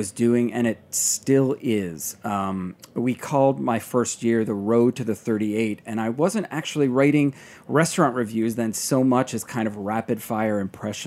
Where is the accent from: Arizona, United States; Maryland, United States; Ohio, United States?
Maryland, United States; moved away; also born or lived in Atlanta, Georgia; I'm from Maryland originally